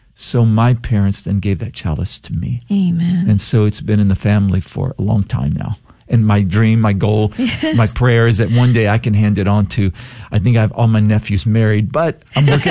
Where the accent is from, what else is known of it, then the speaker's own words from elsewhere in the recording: Palacios, Texas, United States; also born or lived in El Campo, Texas / Eagle Lake, Texas; I grew up in El Campo here in Texas, a farming community. only lived there about a year of my life, and then we spent a little bit of time because my dad started to work for an oil company and we moved to Eagle Lake. But most of my, my formative years were in Palacios